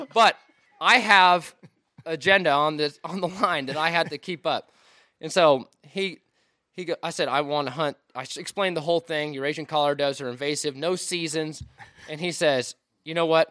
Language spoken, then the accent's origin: English; Washington, United States; moved away; I'm from Washington State.